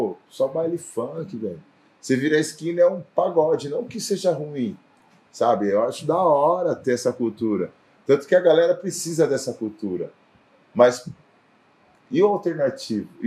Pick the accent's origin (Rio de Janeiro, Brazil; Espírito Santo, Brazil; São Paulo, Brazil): São Paulo, Brazil; Sou do Elisa Maria, Brasilândia, Brasilândia.